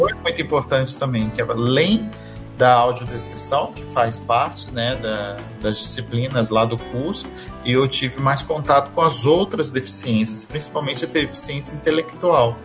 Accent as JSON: {"language": "Portuguese", "town": "Resende", "region": "Rio de Janeiro", "country": "Brazil", "said": "Eu sou da cidade de Resende, né? Uhum. No interior do Rio de Janeiro"}